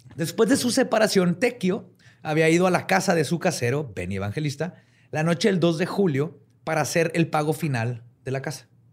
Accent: northern Mexico, Mexico; accent: norteño; como norteño. Siempre nos dicen que hablamos bien fuerte.

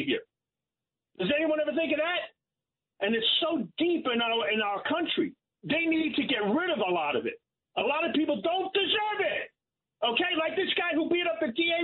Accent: New York City, New York, United States; I'm from Brooklyn my whole life

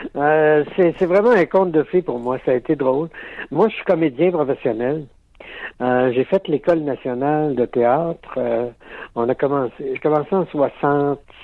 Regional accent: Alma, Quebec, Canada; je viens d'Alma Lac-Saint-Jean

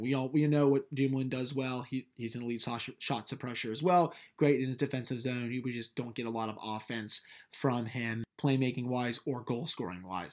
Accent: United States; I'm from the United States

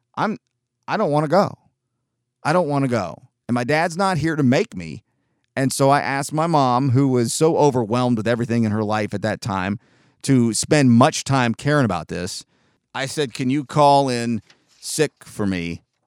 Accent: Chattanooga, Tennessee, United States; also born or lived in San Diego, California / Georgia; my entire life, though I've been back to Southern California where I was born in San Diego a couple of times, I am a Chattanooga, Tennessee guy

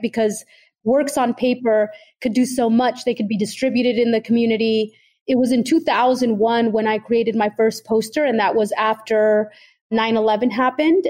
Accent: Oakland, California, United States; I was growing up in Oakland, California during the 80s and 90s

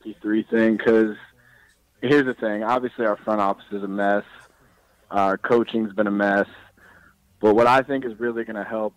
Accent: Raleigh, North Carolina, United States; I'm from Raleigh, North Carolina.

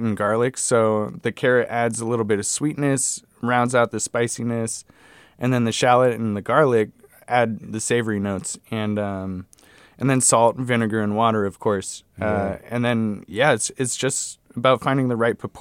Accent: Bay Area, California, United States; growing up in the Bay Area

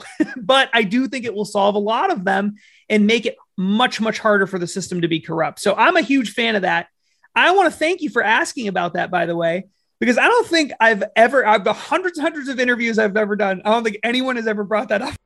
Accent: New Hampshire, United States; I come from New Hampshire

